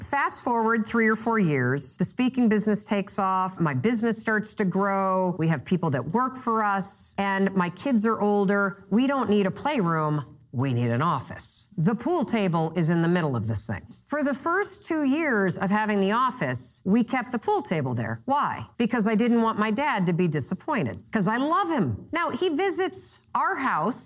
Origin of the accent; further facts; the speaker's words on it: Muskegon, Michigan, United States; now in Boston, United States; I grew up in Muskegon, Michigan